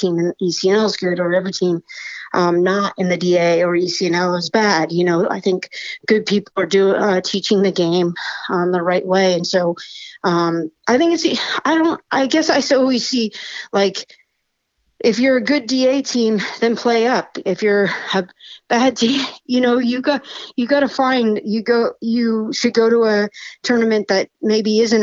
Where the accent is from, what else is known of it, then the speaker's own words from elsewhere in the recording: Washington, United States; I'm from Washington